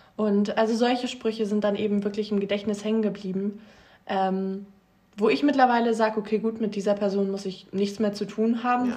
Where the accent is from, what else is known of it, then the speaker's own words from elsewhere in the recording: Meggen, Lucerne, Switzerland; moved away; aber ich bin in Meggen groß geworden.